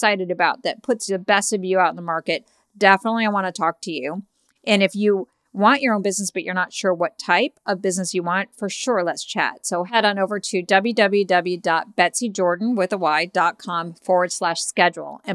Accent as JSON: {"language": "English", "town": "Chicago", "region": "Illinois", "country": "United States", "said": "I'm from Chicago"}